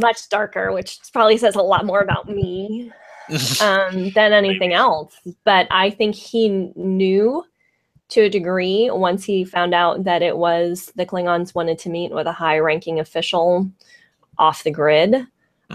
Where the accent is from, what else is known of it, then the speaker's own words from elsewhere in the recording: San Francisco Bay Area, California, United States; I'm from the San Francisco Bay Area